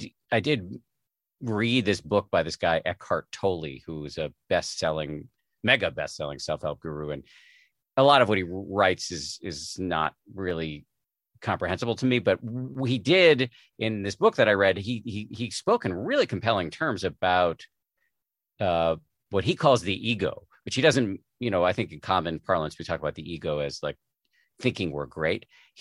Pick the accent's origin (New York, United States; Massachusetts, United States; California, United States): Massachusetts, United States; because I was raised in the People's Republic of Massachusetts.